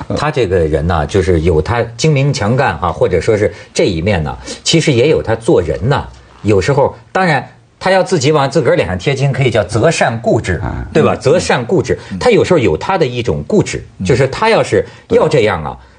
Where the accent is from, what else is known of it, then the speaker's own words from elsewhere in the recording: China; 我们大陆人民